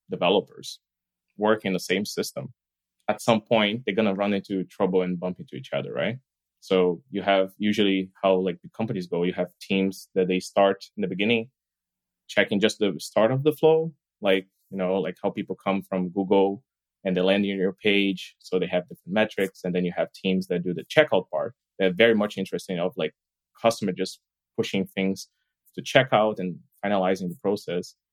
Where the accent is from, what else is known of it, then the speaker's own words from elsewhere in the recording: Brazil; now in Berlin, Germany; So, as you know, like … I'm actually from Brazil, so I've been living here in like Berlin for quite a while now.